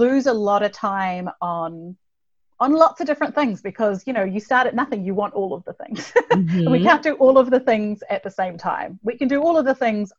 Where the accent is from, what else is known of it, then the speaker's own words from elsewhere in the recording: New Zealand; I'm from New Zealand, if you're wondering where the accent is from.